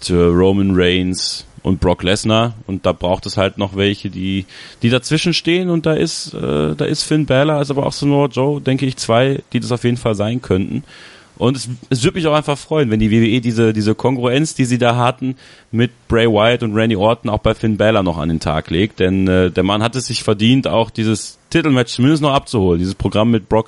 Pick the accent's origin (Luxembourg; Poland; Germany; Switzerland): Germany; Borken, North Rhine-Westphalia; Und ich werde am Freitag bei WXW sein, in Borken, in meiner Heimatstadt.